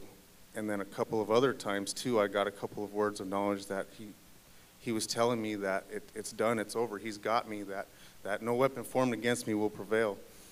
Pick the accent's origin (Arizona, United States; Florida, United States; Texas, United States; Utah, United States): Arizona, United States; Phoenix; I grew up in South Phoenix of Arizona